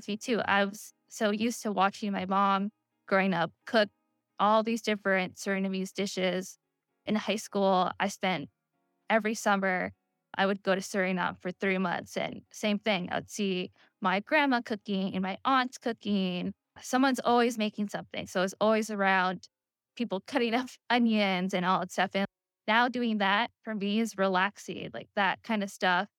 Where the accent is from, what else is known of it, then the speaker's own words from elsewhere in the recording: Pennsylvania, United States; I grew up in Pennsylvania and I was like one of the few brown kids there